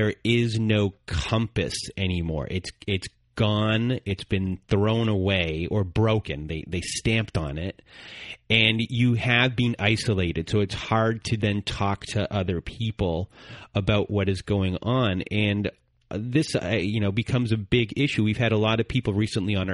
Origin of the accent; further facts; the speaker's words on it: Canada; I'm Canadian